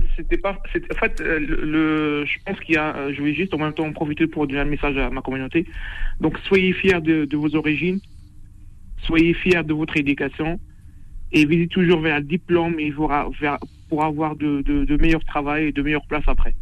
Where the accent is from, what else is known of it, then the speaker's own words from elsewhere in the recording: Rabat, Rabat-Salé-Kénitra, Morocco; French is a second language; moved away as an adult; now in Toulouse, France; Je suis, euh, je suis de Rabat, d'origine de Rabat